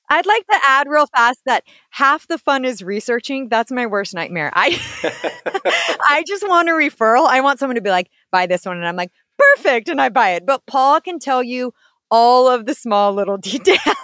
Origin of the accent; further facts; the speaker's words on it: Washington, District of Columbia, United States; I'm actually from Washington, D.C.